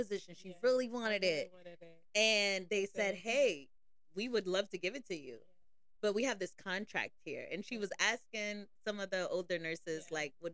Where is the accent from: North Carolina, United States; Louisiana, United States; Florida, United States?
Florida, United States; now in New Jersey, United States; I'm from Florida